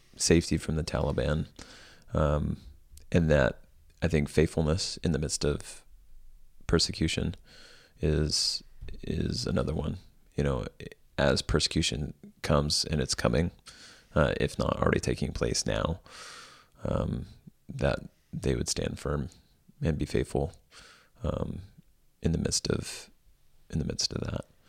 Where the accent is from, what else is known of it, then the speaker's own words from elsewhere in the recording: United States; as American Christians